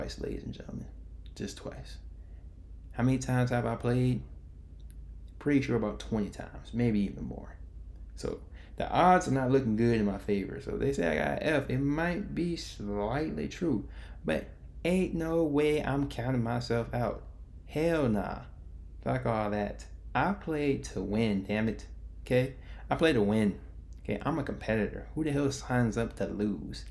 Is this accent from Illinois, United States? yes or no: yes; Chicago, Illinois, United States; I am from Chicago